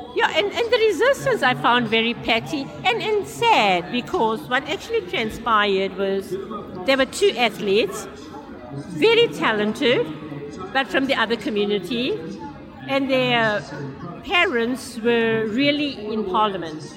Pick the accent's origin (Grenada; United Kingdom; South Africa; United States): South Africa; Durban, KwaZulu-Natal; I'm from Durban, which is on the east coast in our beautiful country in South Africa.